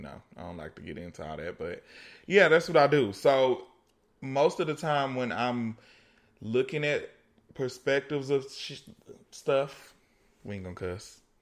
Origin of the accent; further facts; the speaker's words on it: East Coast, United States; I was born on the East Coast